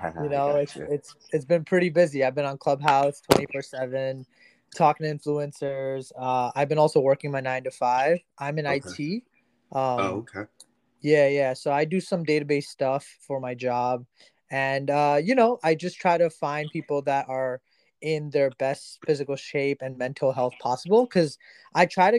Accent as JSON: {"language": "English", "region": "New Jersey", "country": "United States", "said": "I'm actually from Jersey, so you know, DC is like a few hours from me."}